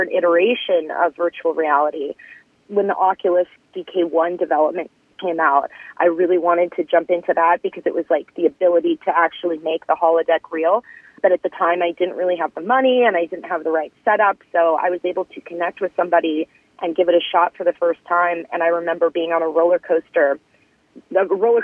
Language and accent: English; Midwest, United States; also born or lived in California; now in Los Angeles, United States; I was born in California. When I was 8 years old, my family moved to the Midwest because my dad graduated from college